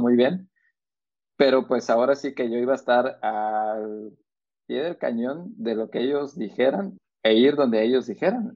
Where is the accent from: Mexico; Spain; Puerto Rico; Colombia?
Mexico; moved away; nosotros como como mexicanos